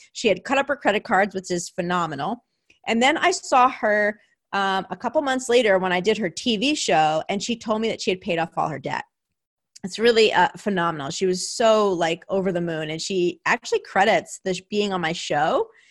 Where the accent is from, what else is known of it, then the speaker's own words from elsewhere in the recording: New Jersey, United States; now in California, United States; my hometown of New Jersey